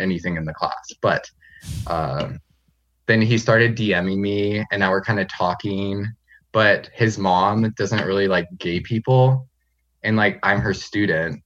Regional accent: Medford, Oregon, United States; moved away as an adult; also born or lived in Fresno, California / North Bend, Washington; now in Nampa, United States; I was born in Fresno, California, but I've lived in Medford, Oregon for, like, most of my life

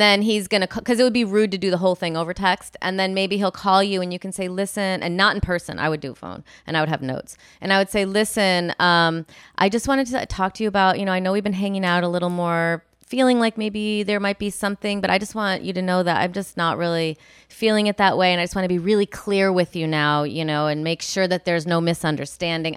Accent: Illinois, United States; moved away; I'm from Illinois, and I'm similar to Rockford, Illinois, like Midwest

